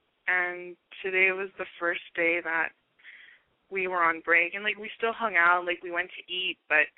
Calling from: Long Beach, California, United States; I'm 21, and I'm calling from Long Beach.

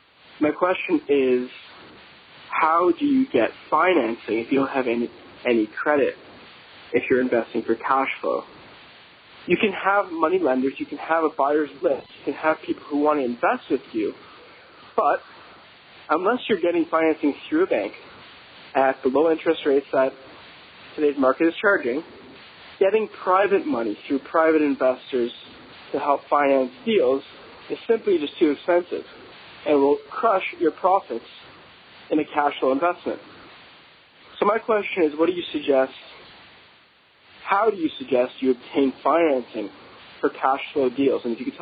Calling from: Toronto, Ontario, Canada; I'm from Toronto, Canada.

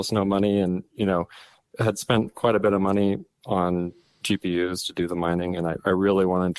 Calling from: Oregon, United States; Calling from Oregon.

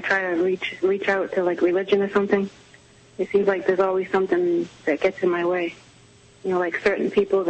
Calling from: Nebraska, United States; I'm calling from Nebraska.

